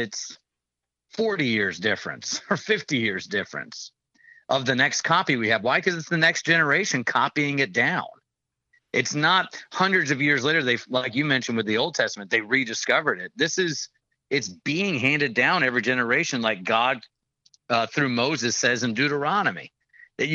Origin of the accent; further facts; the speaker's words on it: Scotland, United Kingdom; I'm a Scottish person